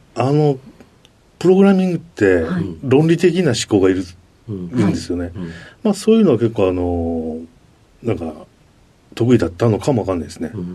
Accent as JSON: {"language": "Japanese", "region": "Osaka", "country": "Japan", "tie": "born or raised there", "said": "大阪ですね"}